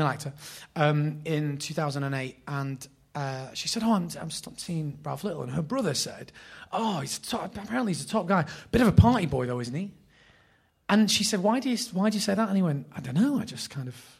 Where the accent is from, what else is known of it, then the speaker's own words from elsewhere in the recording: Bury, North West England, United Kingdom; also born or lived in Oldham / Bolton; I was born in Oldham, raised in Bury.